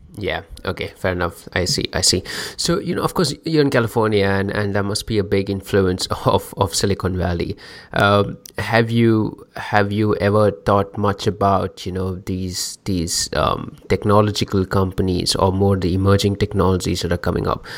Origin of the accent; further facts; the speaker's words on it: India; I'm from India